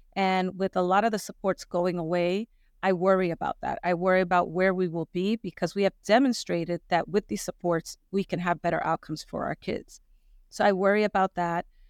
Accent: New York City, New York, United States; moved away as an adult; now in Rhode Island, United States; I was born and raised in New York City

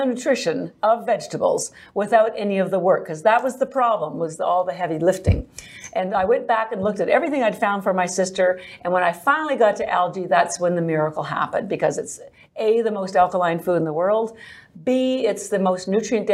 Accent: Canada; moved away as an adult; now in Boston, United States; I'm actually Canadian, but I've lived in Boston for 33 years.

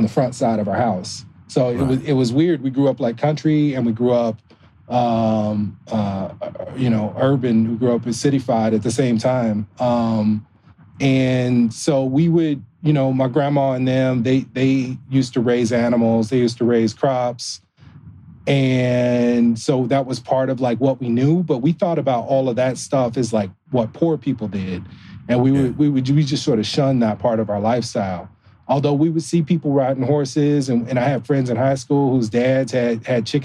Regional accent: Kansas City, Kansas, United States; moved away; I grew up in Kansas, and we grew up on some land

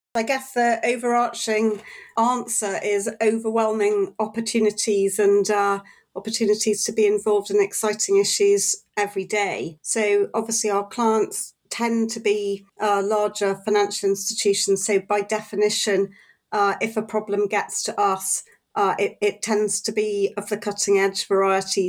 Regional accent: Wales, United Kingdom; I'm Welsh, so I, I have a smattering of Welsh

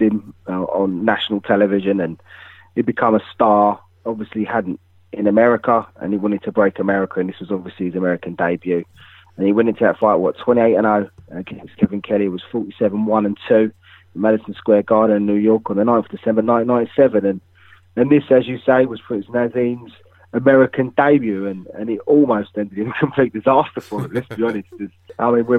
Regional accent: United Kingdom; I'm a British fan

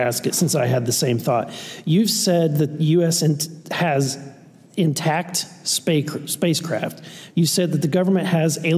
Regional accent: Missouri, United States; moved away as an adult; now in Washington, D.C., United States; I'm from Missouri

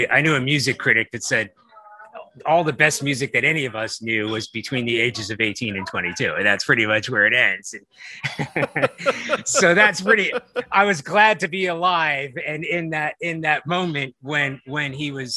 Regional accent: East Coast, United States; I'm a Sicilian and, you know, I come from the East Coast

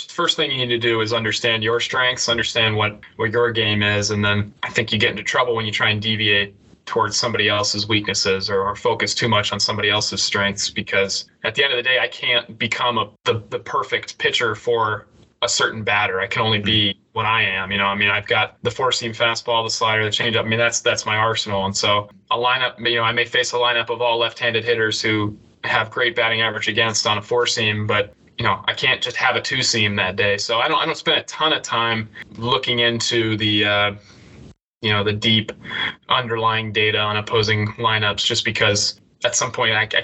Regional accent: Knoxville, Tennessee, United States; growing up in Knoxville

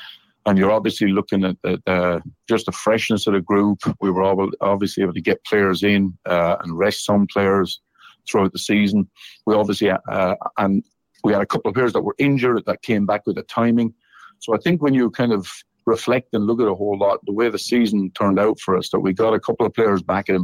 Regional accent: Ireland; moved away as an adult; now in Nashville, United States; me being Irish

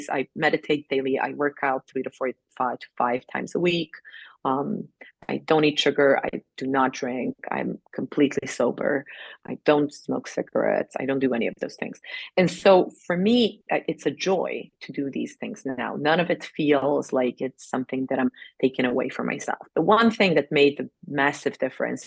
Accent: Serbia; moved away as an adult; also born or lived in New York City, United States; I grew up in Serbia. I didn't have much money

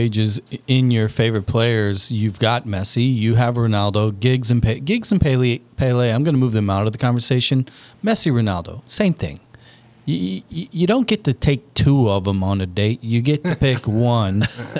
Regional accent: Illinois, United States; They were like, well, you know Michael Jordan, because we're from Illinois, and it doesn't matter if you're 8 hours away.

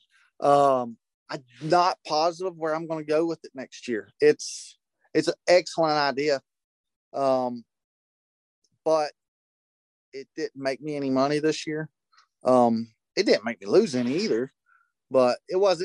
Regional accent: United States; When I grew up on Lake Wiley, we had a flood

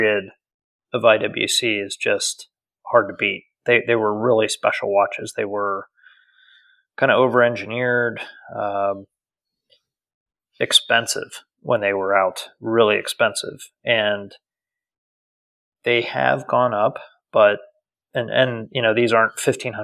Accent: United States; as an American

